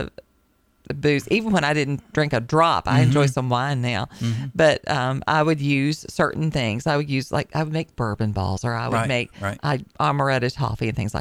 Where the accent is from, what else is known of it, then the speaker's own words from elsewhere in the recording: the South, United States; accent: southern; my accent comes out